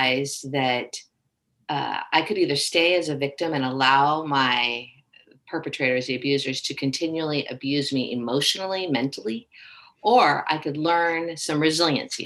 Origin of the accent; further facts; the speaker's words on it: Southern California, United States; moved away as an adult; also born or lived in Texas / Tennessee / Georgia / Oregon; I live in Temecula, California, born and raised in Southern California, yet I've lived all over the United States with my work and career.